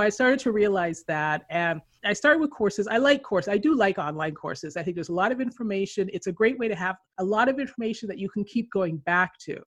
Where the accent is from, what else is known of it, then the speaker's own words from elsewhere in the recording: Canada; moved away as an adult; also born or lived in Philippines / Colombia / Chile; now in California, United States; I grew up in Canada.